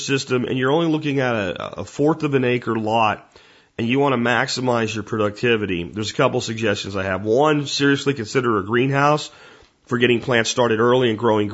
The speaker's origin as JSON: {"language": "English", "region": "Pennsylvania", "country": "United States", "tie": "born or raised there", "moved": "yes", "said": "Where I lived in Pennsylvania, we had bears. We had chickens when I was a kid."}